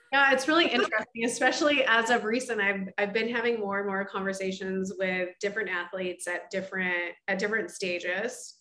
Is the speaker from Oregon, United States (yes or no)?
yes; Oregon, United States; moved away as an adult; now in Chicago, United States; I'm originally from Oregon and grew up as an athlete myself